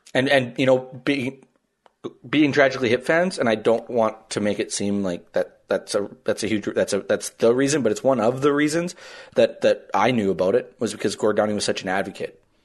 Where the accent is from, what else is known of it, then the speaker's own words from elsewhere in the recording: Lloydminster, Canada; growing up in Lloyd